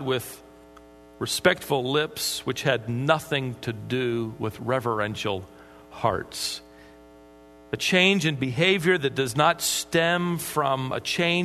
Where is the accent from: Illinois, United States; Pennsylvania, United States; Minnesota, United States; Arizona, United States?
Minnesota, United States; I was born in Minnesota